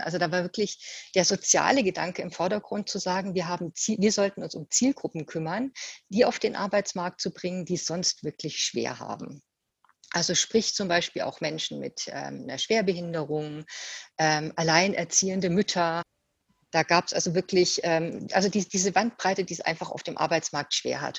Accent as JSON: {"language": "German", "town": "Usingen", "region": "Hesse", "country": "Germany", "tie": "born or raised there", "also_born_or_lived": "Ulm / Giessen", "said": "das habe ich in Usingen gemacht, obwohl ich eigentlich gebürtige Ulmerin bin. War dann ja aber auch schon viele Jahre in Hessen"}